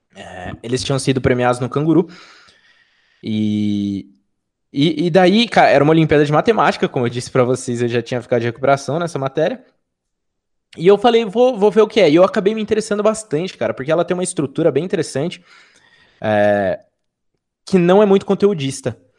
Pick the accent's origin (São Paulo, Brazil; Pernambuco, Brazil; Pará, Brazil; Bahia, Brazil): São Paulo, Brazil; Sorocaba; sou de Sorocaba, interior de São Paulo